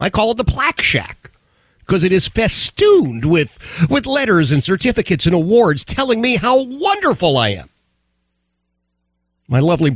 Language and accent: English; Philadelphia, Pennsylvania, United States; I grew up in Philadelphia, in the city of Philadelphia